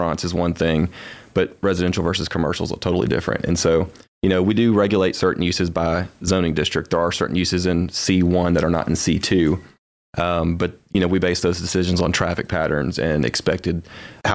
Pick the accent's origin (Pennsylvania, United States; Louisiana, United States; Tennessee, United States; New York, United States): Tennessee, United States; Germantown; I grew up in Germantown, Tennessee